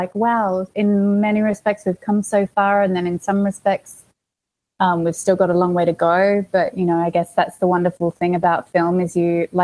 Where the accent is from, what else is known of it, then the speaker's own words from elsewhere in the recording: Australia; moved away as an adult; now in Los Angeles, United States; I've got an accent. Did I say I'm from Australia? I'm from Australia